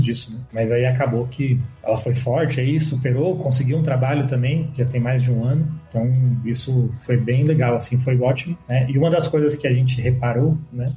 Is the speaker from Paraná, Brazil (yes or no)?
no; Santo André, São Paulo, Brazil; moved away as an adult; now in Mexico; eu sou de, Santo André, no ABC paulista aí. Eu falo que eu sou de São Paulo, que é mais fácil para as pessoas saberem